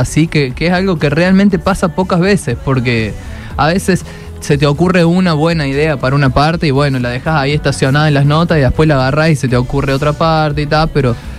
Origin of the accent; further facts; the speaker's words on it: Argentina; para nosotros es muy cotidiano en Argentina